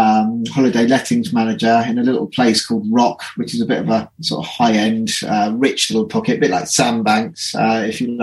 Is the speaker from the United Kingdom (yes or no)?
yes; Reading, South East England, United Kingdom; moved away as an adult; now in Cornwall, United Kingdom; I came out back to Reading, my hometown where I'm from